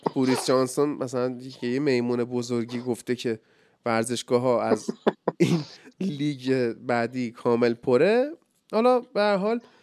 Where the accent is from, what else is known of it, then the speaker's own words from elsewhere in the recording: Iran; ایران وطنم